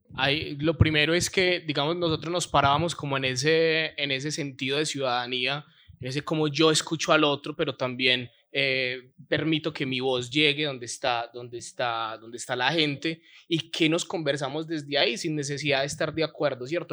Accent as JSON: {"language": "Spanish", "country": "Colombia", "said": "somos colombianos"}